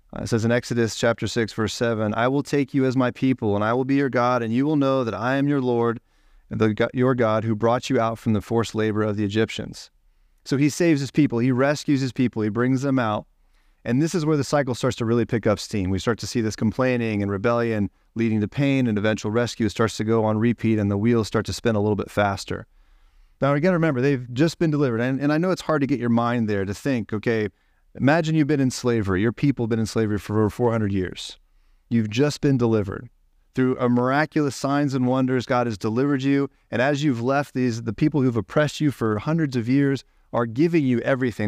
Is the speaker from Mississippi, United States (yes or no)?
no; Ohio, United States; I'm from Ohio